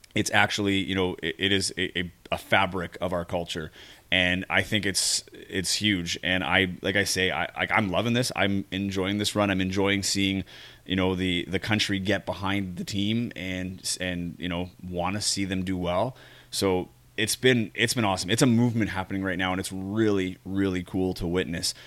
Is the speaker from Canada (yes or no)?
yes; Canada; as a Canadian